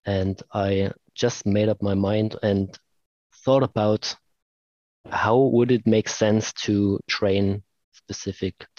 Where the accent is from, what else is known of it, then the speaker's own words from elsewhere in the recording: Leipzig, Saxony, Germany; here in Leipzig, in my hometown